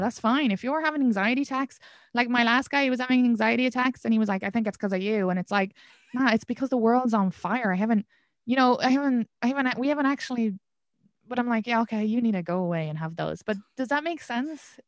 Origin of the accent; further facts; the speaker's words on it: Ireland; moved away as an adult; now in Brooklyn, New York, United States; I'm from Ireland. It's a sex, more sexually repressed country.